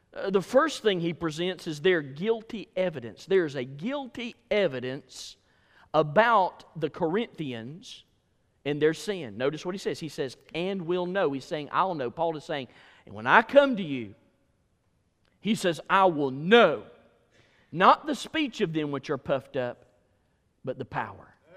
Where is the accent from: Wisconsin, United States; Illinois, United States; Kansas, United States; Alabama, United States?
Alabama, United States; I was from Alabama